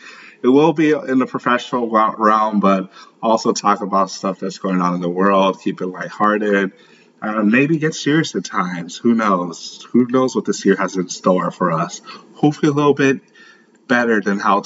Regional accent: St. Louis, Missouri, United States; also born or lived in Lagos, Nigeria; I was born in Lagos. I grew up in St. Louis, Missouri

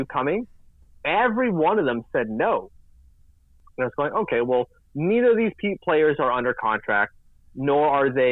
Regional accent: Vanier, Ontario, Canada; I was from Vanier.

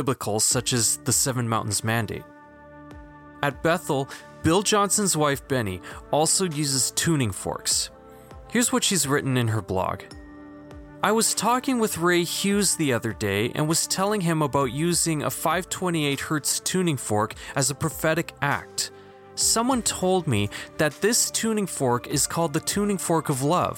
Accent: Philippines; I'm a Filipino now agnostic

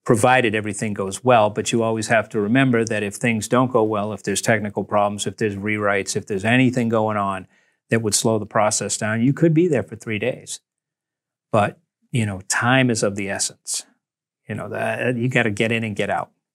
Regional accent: Nantucket, Massachusetts, United States; I was from Nantucket

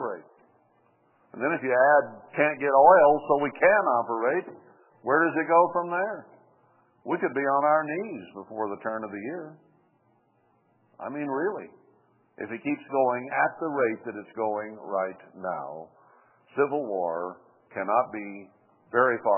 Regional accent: United States; us as American people.

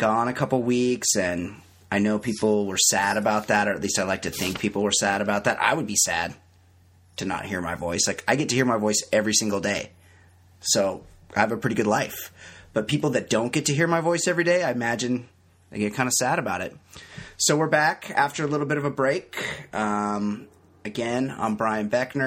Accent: California, United States; I'm a Californian

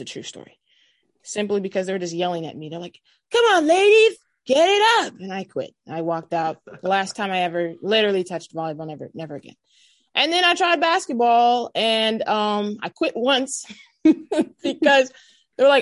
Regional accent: Southern California, United States; Growing up in Southern California

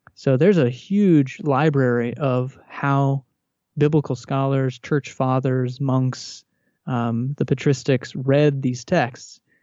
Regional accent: Texas, United States; I grew up in Texas in a Southern Baptist, uh, home

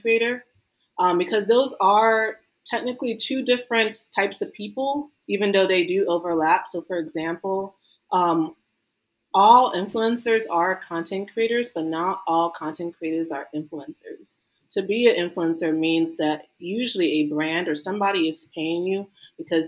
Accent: Maryland, United States; Me growing up in Maryland

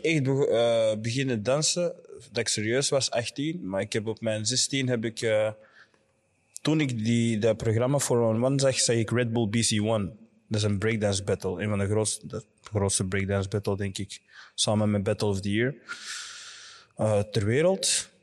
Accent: Nijlen and Antwerp, Flanders, Belgium; ik ben deels opgegroeid in uh, Nijlen en deels in Antwerpen

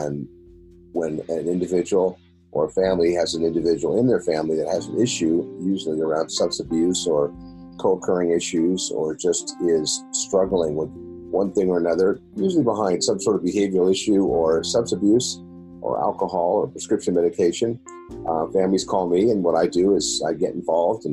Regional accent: San Diego, California, United States; I grew up here in San Diego. I am a native

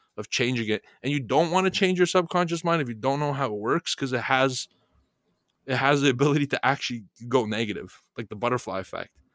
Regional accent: Bulgaria; moved away; coming from Europe, and I'm from Bulgaria

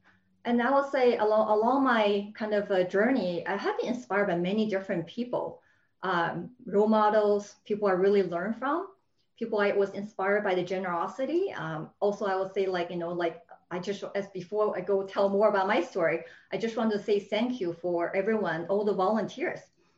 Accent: Beijing, China; English is a second language; moved away as an adult; also born or lived in Shanghai / Seattle, United States; now in United States; I grew up in China, and I was born in Shanghai, had most of my schoolings in Beijing.

